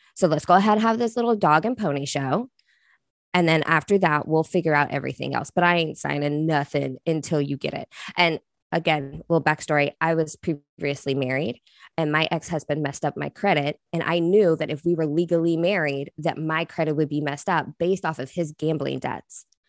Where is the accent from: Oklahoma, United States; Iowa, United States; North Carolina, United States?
Oklahoma, United States; moved away; I'm from Oklahoma, which is like meth capital, right? Like, that's where I'm originally from